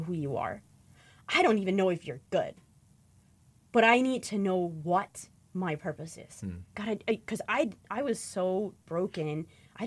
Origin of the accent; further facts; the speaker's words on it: Michigan, United States; I grew up in the Amish in an Amish community in Michigan